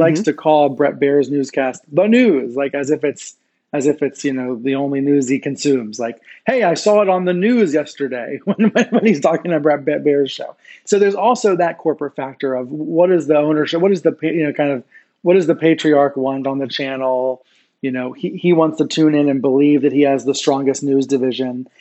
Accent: Maryland, United States; I grew up in Maryland and I know and I know the area well.

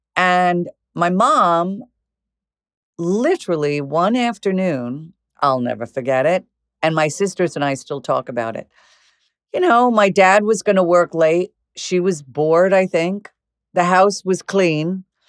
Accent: Commack, New York, United States; also born or lived in Flushing, New York; I was born in Flushing, but I ended up basically, from four years old on, I was in Comac, Long Island

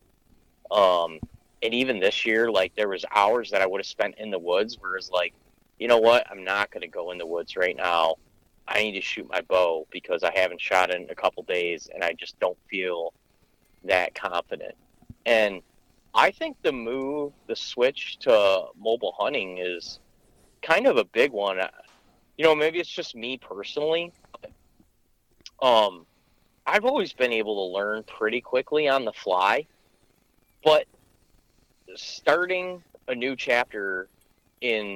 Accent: Michigan, United States; my home state of Michigan

